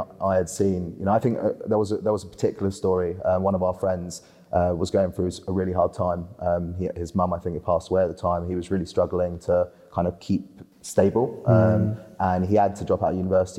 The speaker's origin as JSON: {"language": "English", "country": "Spain", "tie": "born or raised there", "moved": "yes", "said": "I grew up in Spain on a golf course"}